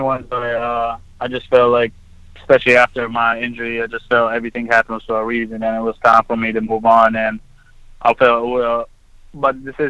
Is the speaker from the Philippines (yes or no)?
no; Egypt; also born or lived in Texas; now in United States; born and raised in Egypt and growing up in Egypt and then moving here to pursue my dream of playing basketball